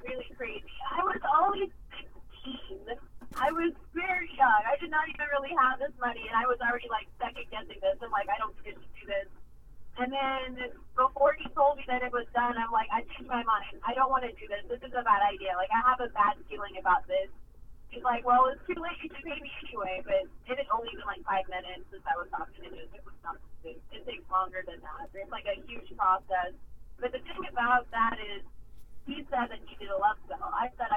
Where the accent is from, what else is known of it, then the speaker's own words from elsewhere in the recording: Houston, Texas, United States; moved away; also born or lived in Dallas, Texas; I was born in Dallas, Texas, but raised in Houston, Texas the majority of my life